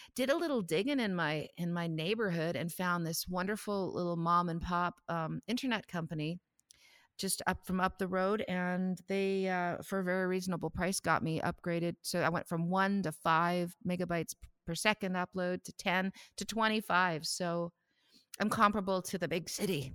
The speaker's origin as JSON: {"language": "English", "town": "Saskatoon", "region": "Saskatchewan", "country": "Canada", "tie": "born or raised there", "moved": "as an adult", "lives_now": "Ontario, Canada", "said": "I'm from Saskatoon. I grew up there"}